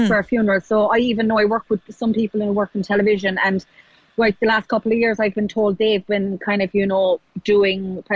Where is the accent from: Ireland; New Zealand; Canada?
Ireland; now in United Kingdom; I'm Irish